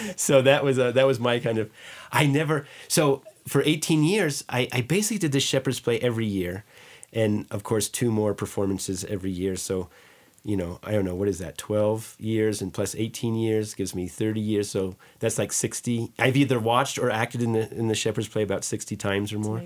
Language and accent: English; Green Meadow, New York, United States; growing up in Green Meadow